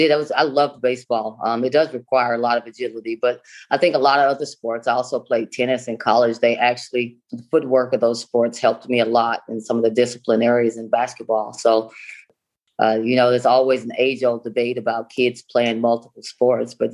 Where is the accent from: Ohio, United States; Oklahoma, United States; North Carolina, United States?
Oklahoma, United States; Stringtown; I grew up in a small town in Oklahoma, about a population of 400, called Stringtown, Oklahoma.